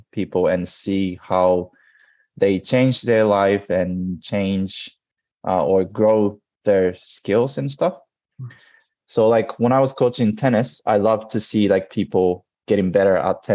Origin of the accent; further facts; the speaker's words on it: Tokyo, Japan; moved away as an adult; also born or lived in United States / Florida; I was born and raised in Tokyo